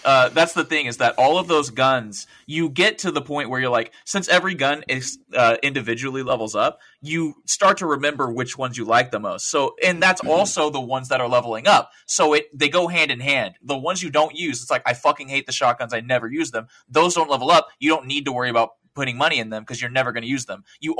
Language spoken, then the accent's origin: English; the South, United States; accent: Southern; Yeah, I'm sorry. My southern accent kicked in.